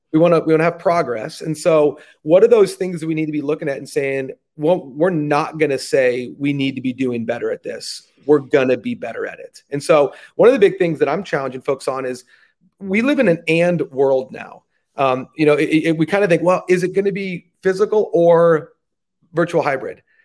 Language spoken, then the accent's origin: English; United States; growing up in the States